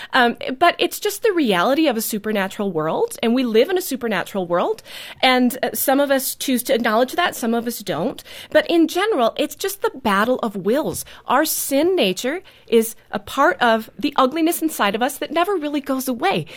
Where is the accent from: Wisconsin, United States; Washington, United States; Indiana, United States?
Wisconsin, United States; New Holstein; also born or lived in Neenah, Wisconsin; I grew up in New Holstein